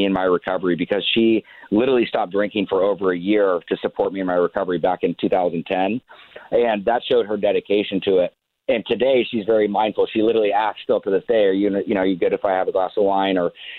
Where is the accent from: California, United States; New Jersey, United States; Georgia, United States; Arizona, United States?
California, United States; Laguna Beach; I grew up in Laguna Beach, grew up surfing, skateboarding, snowboarding, wakeboarding, you know, playing baseball, all the things I love.